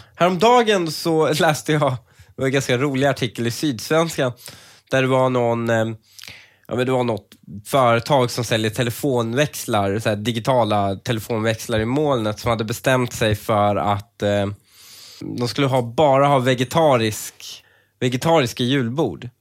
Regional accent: Sweden; som svensk

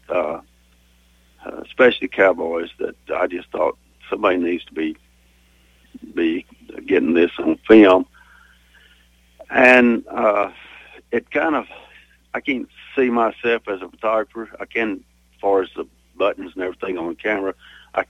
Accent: Benjamin, Guthrie area, King County, Texas, United States; also born or lived in Lubbock, Texas; now in Weatherford, United States; Around the Benjamin Guthrie area, King County, and big ranch country

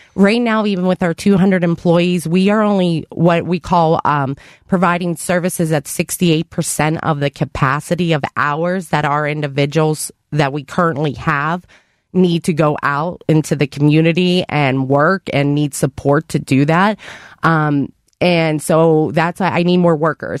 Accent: Avalon, Pennsylvania, United States; also born or lived in Cleveland area, Ohio; I was born and raised in Avalon

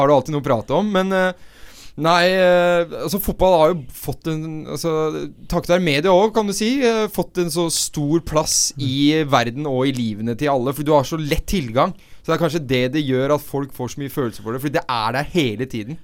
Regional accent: Oslo, Norway; jeg er jo fra Oslo øst, og det blir min osloøstisme

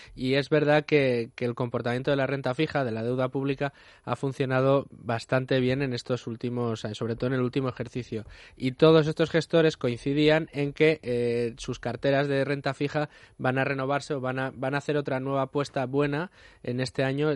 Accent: Extremadura, Spain; yo, que soy extremeño

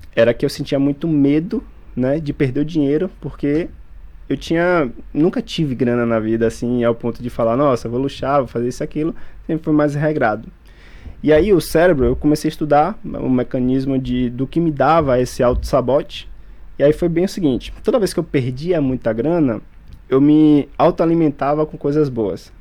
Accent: Feira de Santana, Bahia, Brazil; moved away as an adult; now in Salvador, Brazil; Na verdade, sou do interior da Bahia, ali de Feira de Santana, mas hoje moro em Salvador há uns cinco anos já

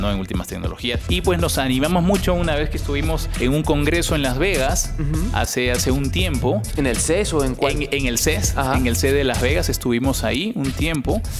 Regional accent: Peru; now in Mexico; yo, si te habrás dado cuenta por mi acento, yo no soy mexicano, soy peruano.

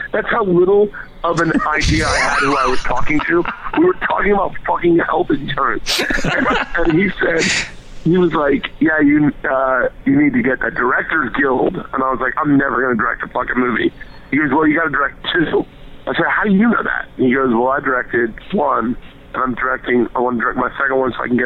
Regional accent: the South, United States; moved away; I grew up in the South

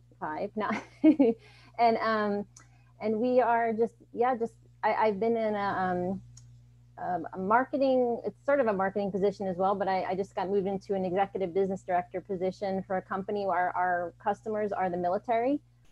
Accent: New York, United States; moved away as an adult; now in Delaware, United States; But I'm actually from New York originally, but we moved to Delaware about 4 years ago.

